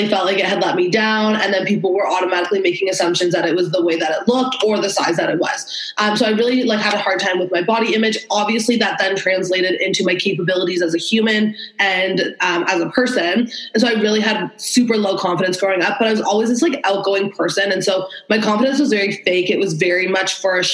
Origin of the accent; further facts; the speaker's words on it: Toronto, Ontario, Canada; I'm 27 from Toronto, Ontario.